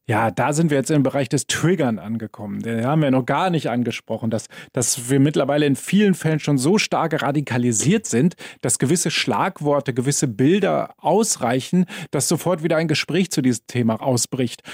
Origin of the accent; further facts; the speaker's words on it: Germany; now in Vienna, Austria; Wie man hört, komme ich ja aus Deutschland